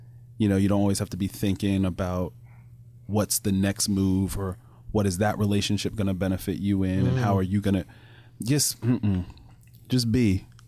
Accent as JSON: {"language": "English", "country": "Germany", "tie": "born or raised there", "said": "No, man. I grew up in Germany, man."}